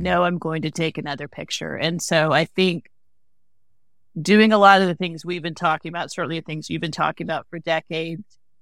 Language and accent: English; the South, United States; I'm from the South, right?